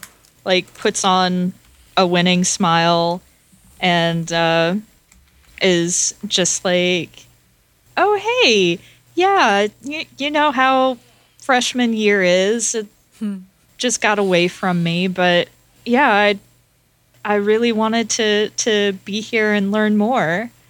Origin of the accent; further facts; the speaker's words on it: Atlanta, Georgia, United States; I mean, I come from Atlanta. It's kind of landlocked, so I don't know much about fishing